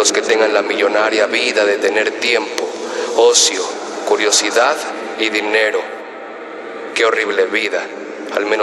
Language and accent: Spanish; Mexico City, Mexico; born there; tengo 25 años, nací en Ciudad de México, soy autodidacta, soy poeta, MC y narrador